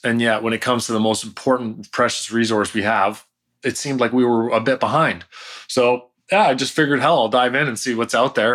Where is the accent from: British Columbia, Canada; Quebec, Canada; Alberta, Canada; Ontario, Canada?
Ontario, Canada; just outside of Toronto; moved away as an adult; now in California, United States; I'm Canadian. I'm from just outside of Toronto. So we have, I grew up there, started the first company there. I only moved to California when I was thirty